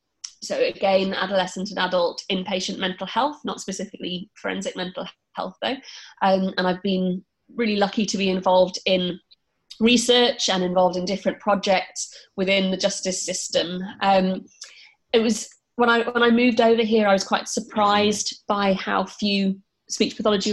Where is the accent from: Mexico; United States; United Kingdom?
United Kingdom; I trained in the UK. I think my accent probably gives it away.